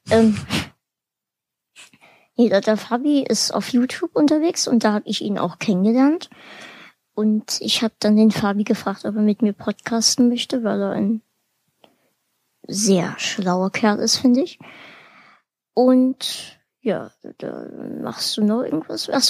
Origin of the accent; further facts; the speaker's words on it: Bavaria, Germany; born there; Ich komme gebürtig aus Bayern. Bringt mir das jetzt Pluspunkte?